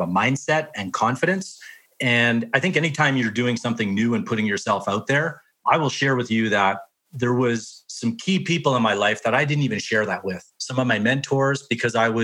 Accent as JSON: {"language": "English", "town": "Whitecourt", "region": "Alberta", "country": "Canada", "tie": "born or raised there", "lives_now": "Calgary, Canada", "said": "I grew up in Whitecourt, Alberta, small town"}